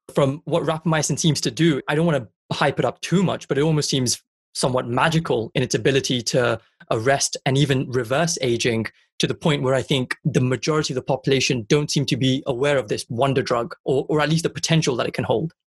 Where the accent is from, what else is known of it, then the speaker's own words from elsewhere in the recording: Punjab, India; I'm Indian and I'm, I'm from Punjab